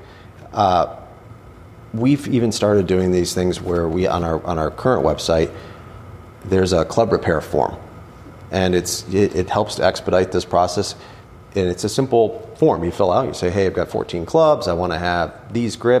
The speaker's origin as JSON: {"language": "English", "region": "Western New York", "country": "United States", "also_born_or_lived": "Richmond, Virginia", "moved": "as an adult", "lives_now": "Washington, D.C. area, United States", "said": "I'm from Western New York originally"}